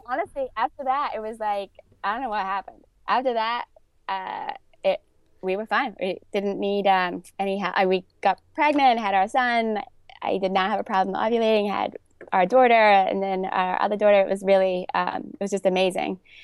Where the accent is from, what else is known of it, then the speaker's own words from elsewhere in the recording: London, United Kingdom; moved away as an adult; also born or lived in New York; growing up in North London with not a lot of, not a big family